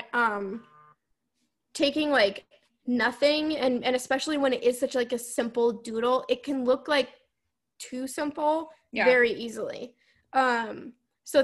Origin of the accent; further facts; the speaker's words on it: Vermont, United States; accent: Vermont; my Vermont accent